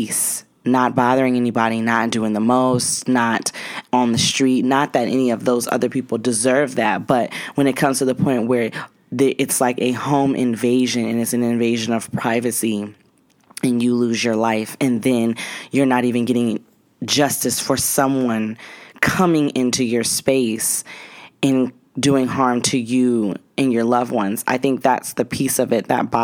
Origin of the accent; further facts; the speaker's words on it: Cheyenne, Wyoming, United States; I grew up in Cheyenne, Wyoming